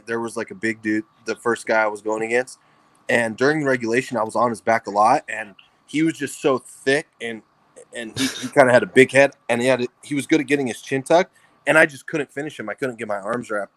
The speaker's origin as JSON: {"language": "English", "town": "Fresno", "region": "California", "country": "United States", "tie": "born or raised there", "moved": "as an adult", "said": "Fresno, my hometown. I was living with my parents"}